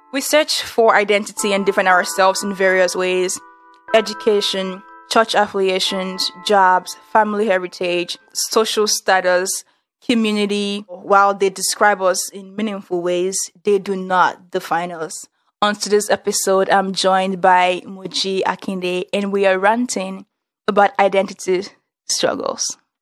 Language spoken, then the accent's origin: English; Nigeria; moved away as an adult; also born or lived in northern Nigeria; now in United States; I moved to like the, the northern part of Nigeria and it's like, oh, I'm actually like Yoruba